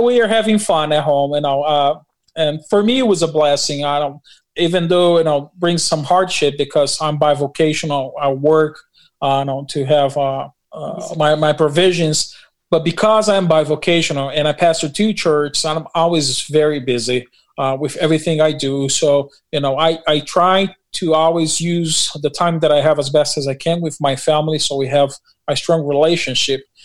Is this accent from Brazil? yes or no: yes; Brazil; also born or lived in Newark, New Jersey, United States; now in New Jersey, United States; I'm from Brazil and we pastor in Newark, New Jersey